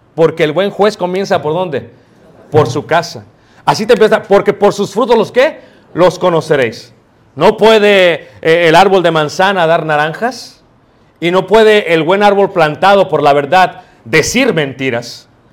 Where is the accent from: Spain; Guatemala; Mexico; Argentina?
Mexico; Mexico City; Yo crecí en Ciudad de México